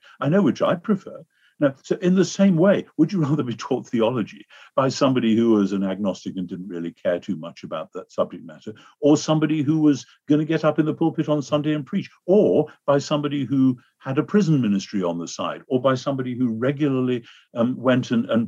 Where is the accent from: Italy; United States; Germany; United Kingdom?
United Kingdom; in America, I find as a Brit